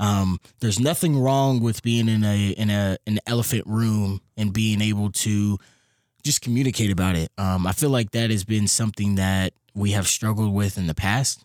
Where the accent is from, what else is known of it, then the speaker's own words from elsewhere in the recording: Louisville, Kentucky, United States; I'm from Louisville, Kentucky